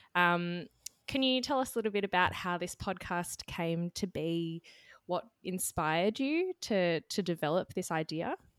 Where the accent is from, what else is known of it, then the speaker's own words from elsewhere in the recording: Australia; as an Australian